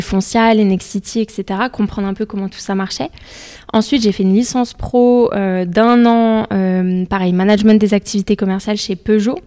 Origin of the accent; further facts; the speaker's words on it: Essonne, Île-de-France, France; also born or lived in London; j'ai grandi dans le 91. Mes parents sont toujours dans le 91